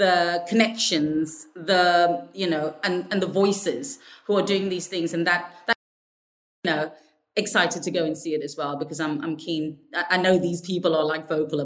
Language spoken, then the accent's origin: English; South Africa; I'm from South Africa.